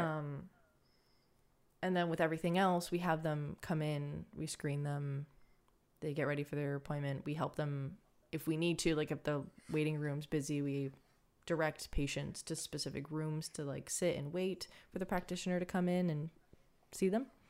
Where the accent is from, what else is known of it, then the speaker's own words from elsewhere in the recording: Canada; I'm Canadian